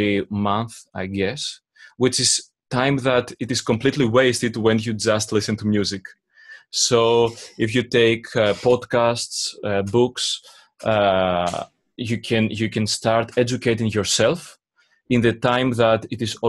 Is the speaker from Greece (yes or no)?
yes; Greece; English is a second language; I'm from Greece